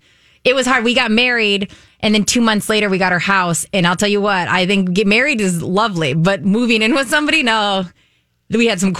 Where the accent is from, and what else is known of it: Minnesota, United States; born or raised there; also born or lived in Williston, North Dakota